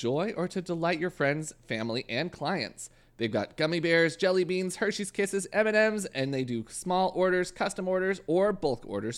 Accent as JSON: {"language": "English", "country": "Canada", "said": "I'm Canadian"}